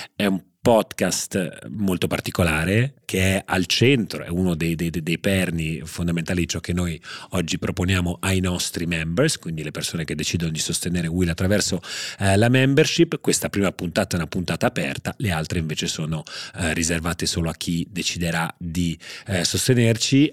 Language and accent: Italian; Genoa, Liguria, Italy; sono nato a Genova